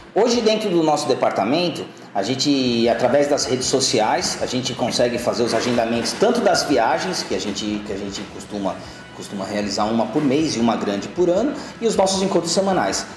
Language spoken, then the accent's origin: Portuguese; São Paulo, Brazil; eu fui, fui, fui sempre da Zona Leste, nasci aqui na Zona Leste da cidade de São Paulo